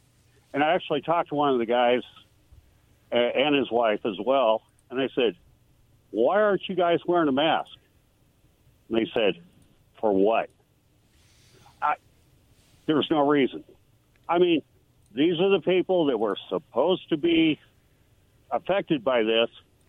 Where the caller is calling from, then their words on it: Pasco, Washington, United States; here from Pasco.